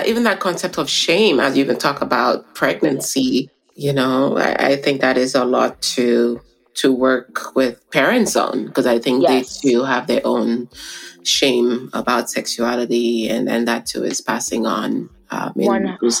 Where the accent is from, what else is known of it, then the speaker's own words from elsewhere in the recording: St. Lucia; I'm from the Caribbean, from St. Lucia.